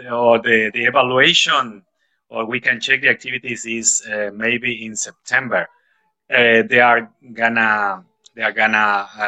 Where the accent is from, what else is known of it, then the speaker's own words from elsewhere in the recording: Santo Domingo, Distrito Nacional, Dominican Republic; English is a second language; I'm from Santo Domingo.